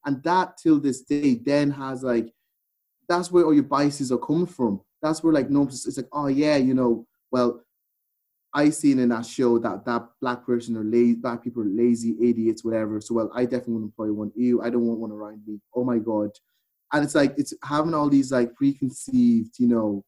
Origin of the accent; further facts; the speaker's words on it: Ireland; I grew up in Ireland